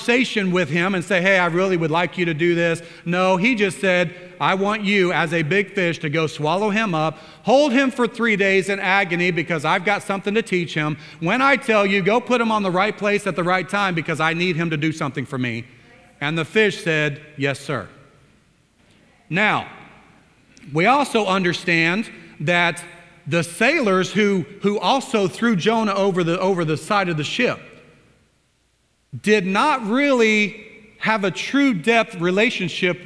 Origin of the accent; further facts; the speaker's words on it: Oklahoma, United States; I come from Oklahoma